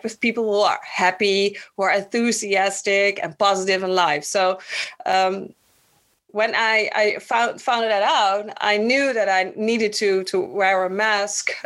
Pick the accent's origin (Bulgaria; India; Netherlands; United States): Netherlands; also born or lived in Bonaire; my personal story starts in Bonaire. I was born in the Dutch Antilles, and when I was 3, we moved to the Netherlands